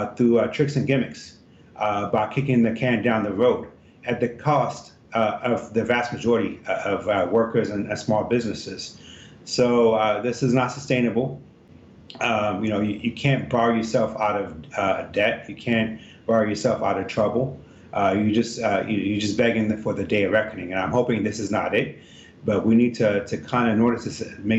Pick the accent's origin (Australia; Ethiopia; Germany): Ethiopia; now in Virginia, United States; I'm originally from Ethiopia, and the reason that my parents immigrated here in 82